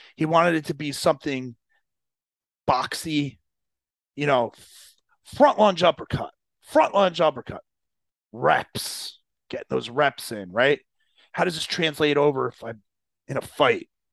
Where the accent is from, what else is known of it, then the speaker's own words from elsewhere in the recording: New Jersey, United States; I grew up in Jersey